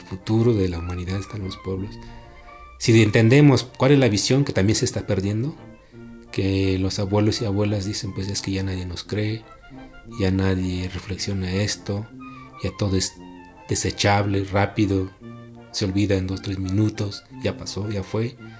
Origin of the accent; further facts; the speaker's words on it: Tlahuitoltepec, Oaxaca, Mexico; mi pueblo sea así, mi pueblo se rige por asambleas comunitarias